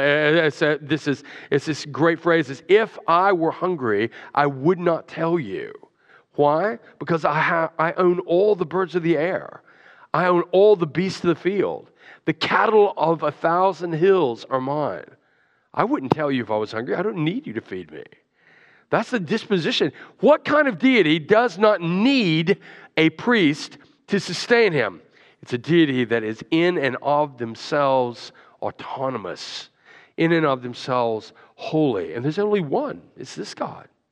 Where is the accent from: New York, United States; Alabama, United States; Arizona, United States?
Alabama, United States; I grew up in Alabama